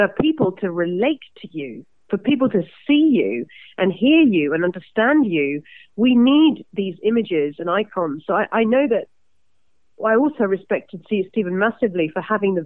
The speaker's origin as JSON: {"language": "English", "region": "London", "country": "United Kingdom", "tie": "born or raised there", "said": "I'm so London in my actual personality. You know, I'm obviously born and raised in London"}